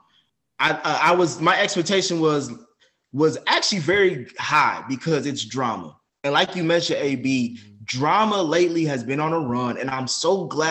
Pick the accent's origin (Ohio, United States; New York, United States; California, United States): Ohio, United States; Cincinnati; I grew up in Cincinnati